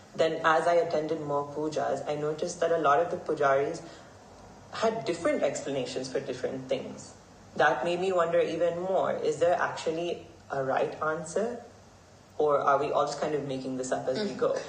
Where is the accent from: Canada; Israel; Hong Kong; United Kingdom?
Hong Kong; I grew up here in Hong Kong. I was born and raised here.